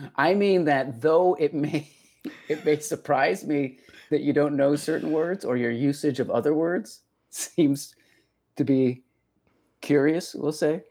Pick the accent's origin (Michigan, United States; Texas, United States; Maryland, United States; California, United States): Texas, United States; accent: Texas; that's just my accent. Granted. Uh, that's just the Texas coming out.